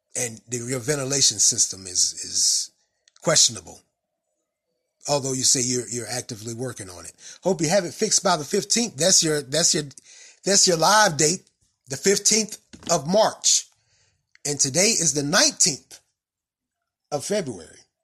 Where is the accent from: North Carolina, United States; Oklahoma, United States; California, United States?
North Carolina, United States; Raleigh; now in Durham, United States; I grew up in Raleigh